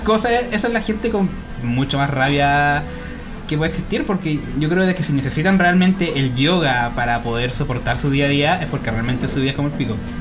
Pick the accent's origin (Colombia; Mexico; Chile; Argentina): Chile; acá nosotros en Chile